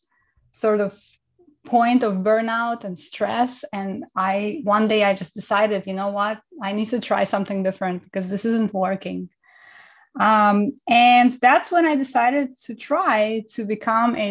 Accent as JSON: {"language": "English", "country": "Estonia", "tie": "born or raised there", "also_born_or_lived": "Kazakhstan", "moved": "yes", "said": "I was born in Kazakhstan, Central Asia, and I grew up in Estonia"}